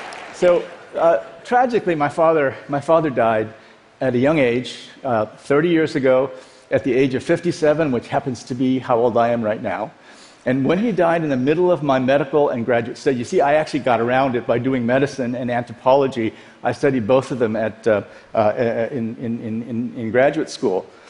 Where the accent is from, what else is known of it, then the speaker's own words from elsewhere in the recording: Iowa, United States; also born or lived in South Korea / Dallas; We grew up in Iowa.